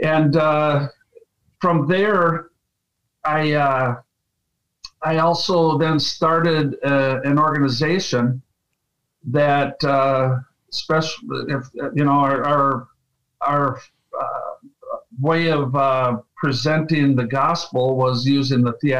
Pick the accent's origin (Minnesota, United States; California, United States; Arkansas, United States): Minnesota, United States; Arlington; moved away; also born or lived in Fargo, North Dakota; I was born and raised in Arlington, Minnesota